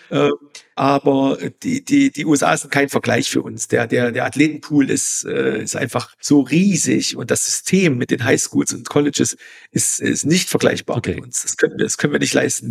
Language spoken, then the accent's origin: German; East Germany, Germany; In Ostdeutschland, ich komme aus, aus dem Osten